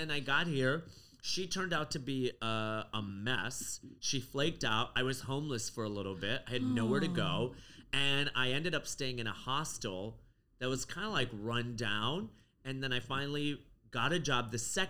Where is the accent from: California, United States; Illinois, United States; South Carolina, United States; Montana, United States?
Illinois, United States; Chicago; also born or lived in Turkey; now in Chelsea, New York, United States; I grew up in Chicago. I was born in Turkey. My parents are European descent, and I recently found out that I am part Iranian.